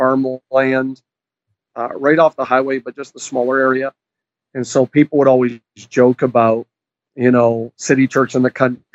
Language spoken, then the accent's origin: English; New Brunswick, Canada; also born or lived in Prince Edward Island / Quebec / British Columbia; now in Ohio, United States; I was actually, I was born and raised in Canada. People often ask me which part, and I tell them my whole body, but that's not funny. I was born in New Brunswick.